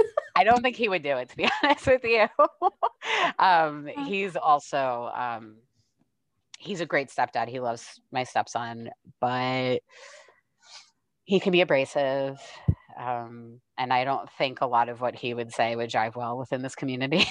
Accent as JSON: {"language": "English", "region": "New York", "country": "United States", "moved": "yes", "said": "I'm from New York originally"}